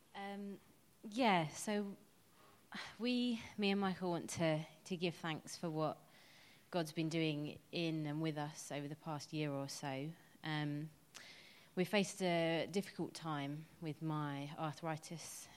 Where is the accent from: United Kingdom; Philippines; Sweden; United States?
United Kingdom; England; I'm quite English